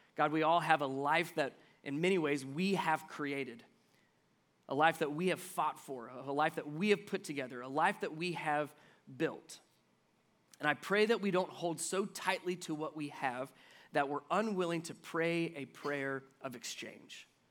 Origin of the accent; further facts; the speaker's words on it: Cincinnati, Ohio, United States; I grew up in Cincinnati